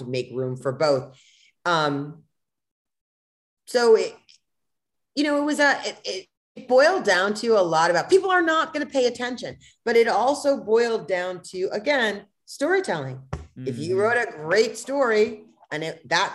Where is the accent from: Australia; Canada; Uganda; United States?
United States; I'm American and I've lived it in America